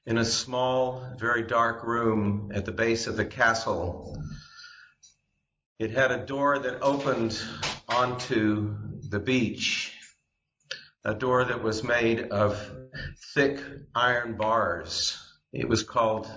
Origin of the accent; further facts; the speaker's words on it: Montgomery, Alabama, United States; I grew up in Montgomery, Alabama, having moved there in 1961 when I was only 8 years old